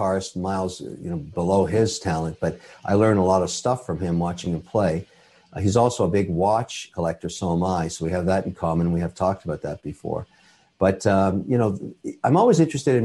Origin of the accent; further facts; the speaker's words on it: Canada; I'm a Canadian citizen. I'm also Irish